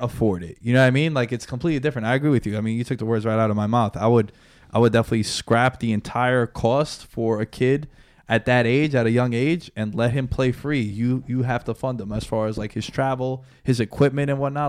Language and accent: English; United States; Now we grew up in the States, right? We're Americans